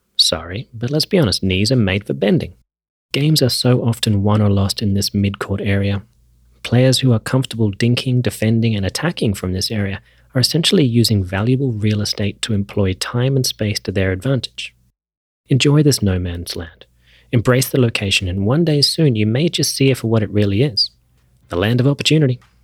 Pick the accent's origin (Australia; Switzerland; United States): Australia; I grew up in Australia